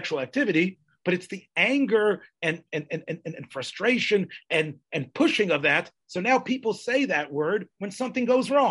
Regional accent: the South, United States; when I was growing up in the South

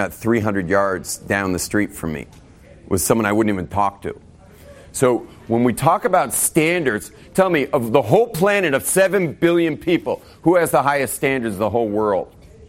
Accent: North Barrington, Illinois, United States; I mean, every neighborhood where we grew up in West LA, you could have been from, I was from North Barrington.

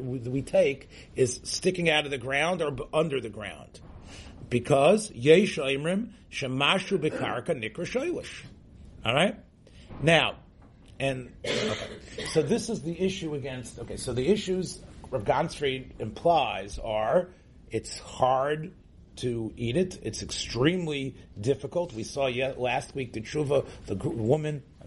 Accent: Memphis, Tennessee, United States; I grew up in Memphis, Tennessee.

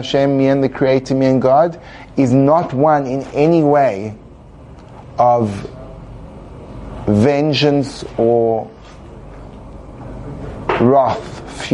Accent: England, United Kingdom; I come from England

